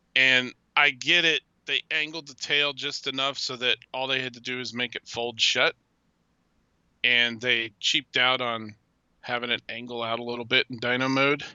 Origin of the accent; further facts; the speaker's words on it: Cincinnati, Ohio, United States; I'm from Cincinnati area